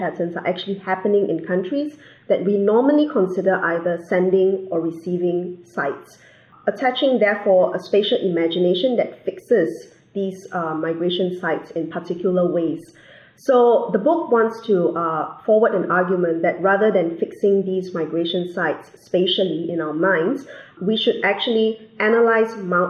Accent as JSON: {"language": "English", "country": "Singapore", "said": "I'm from Singapore."}